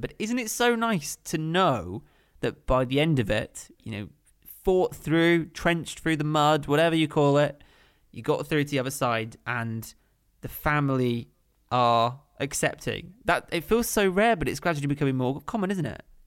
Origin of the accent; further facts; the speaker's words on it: Kent, South East England, United Kingdom; moved away as an adult; also born or lived in West London; growing up in Kent.